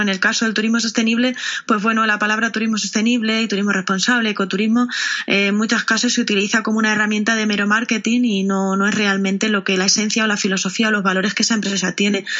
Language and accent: Spanish; Castilla-La Mancha, Spain; soy una enamorada de, de mi tierra